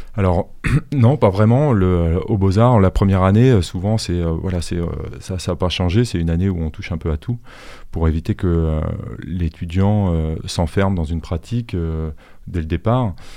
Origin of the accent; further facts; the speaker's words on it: Suresnes, Île-de-France, France; moved away; also born or lived in Boulogne-Billancourt / Angers; je suis né à Boulogne-Billancourt, mais j'ai grandi à Suresnes